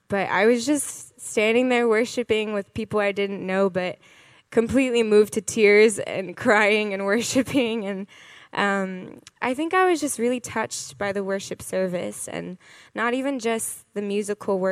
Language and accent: English; Gainesville, Florida, United States; moved away; I'm originally from Gainesville, Florida.